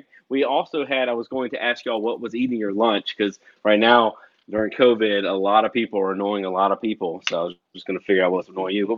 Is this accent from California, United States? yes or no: no; Wilmington, North Carolina, United States; moved away as an adult; I grew up in Wilmington, North Carolina